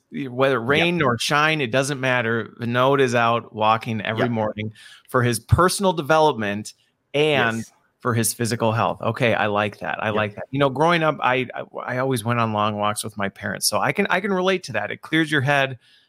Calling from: Wisconsin, United States; So I am joining from Wisconsin, where it is a balmy, humid day.

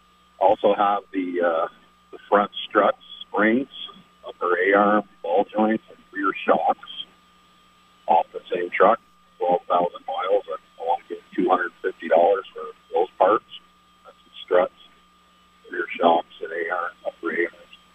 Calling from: Fletcher, Vermont, United States; I'm calling from Fletcher.

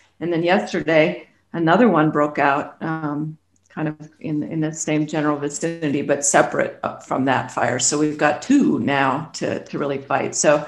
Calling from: Colorado, United States; I'm located in Colorado. I'm just outside of Denver.

